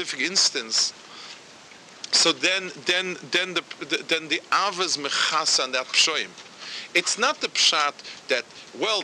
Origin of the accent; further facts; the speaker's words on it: New York, United States; moved away; when I was a child growing up in Yeshiva over there